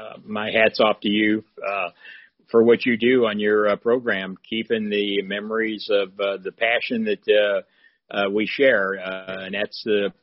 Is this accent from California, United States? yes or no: no; East St. Louis, Illinois, United States; Yeah, I'm actually from the Illinois side, right out of St. Louis, Missouri. Grew up in East St. Louis, Illinois, in the housing projects